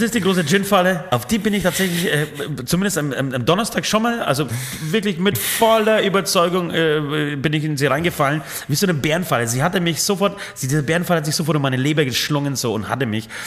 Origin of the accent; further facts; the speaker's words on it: Franconia, Bavaria, Germany; bei uns in Franken